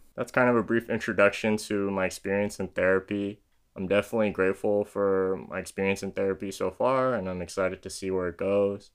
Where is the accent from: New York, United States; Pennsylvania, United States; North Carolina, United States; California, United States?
California, United States; San Diego; born and raised in San Diego, California, is where I'm currently living